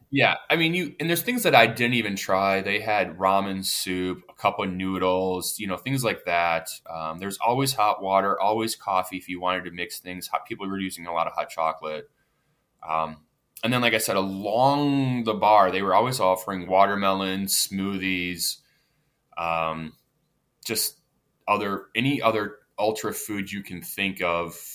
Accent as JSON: {"language": "English", "town": "Pittsburgh", "region": "Pennsylvania", "country": "United States", "said": "I'm from the Pittsburgh area"}